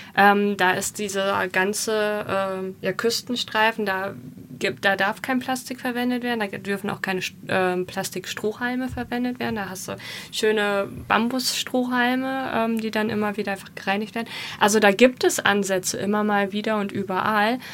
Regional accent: Germany; Wir waren als Deutsche

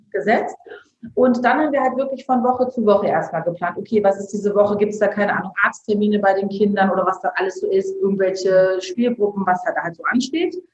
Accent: Bergisch Gladbach, North Rhine-Westphalia, Germany; also wir sind ja auch dahin gezogen, wo ich aufgewachsen bin. Ja, also wir waren auch in Köln sehr glücklich. In Bergisch Gladbach ist es auch voll schön.

